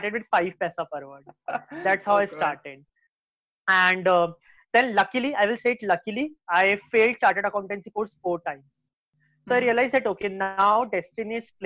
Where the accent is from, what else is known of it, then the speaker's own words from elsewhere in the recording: Jaipur, Rajasthan, India; I come from Jaipur, where people are still inclined towards either their family business or towards a job